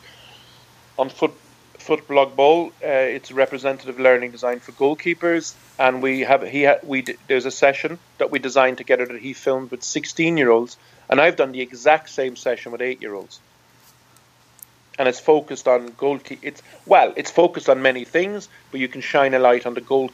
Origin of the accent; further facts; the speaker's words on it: Ireland; I'm from Ireland. I've played Gaelic football since I'm 8.